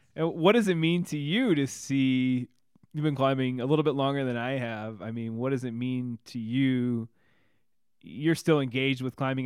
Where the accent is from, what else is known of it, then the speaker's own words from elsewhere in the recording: Illinois, United States; I'm from Illinois